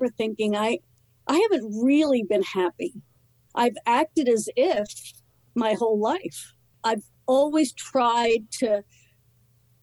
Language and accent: English; New Jersey, United States; moved away as an adult; also born or lived in New York City; And but then we moved to New Jersey, you know, grew up in this small town in New Jersey